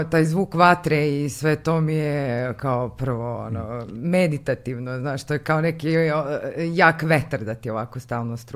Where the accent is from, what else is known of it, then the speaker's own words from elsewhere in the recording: Kikinda, Vojvodina, Serbia; moved away as an adult; also born or lived in Belgrade; Iz Kikinde sam, e, tamo sam rođena i tog leta sam upisala faks